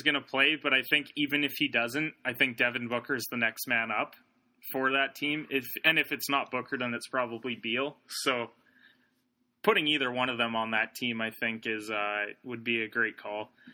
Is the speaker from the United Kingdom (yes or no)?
no; Canada; we're Canadian